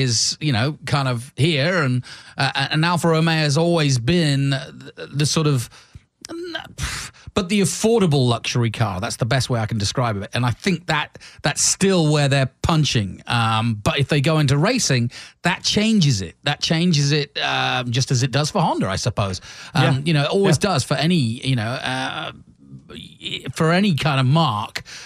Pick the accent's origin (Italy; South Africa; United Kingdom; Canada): United Kingdom; England; now in United States; when I was growing up in England